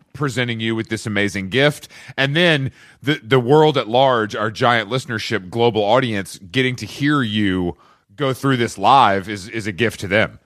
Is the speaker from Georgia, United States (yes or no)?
yes; Atlanta, Georgia, United States; moved away as an adult; also born or lived in New York; now in Los Angeles, United States; I'm from Atlanta. I'm from the South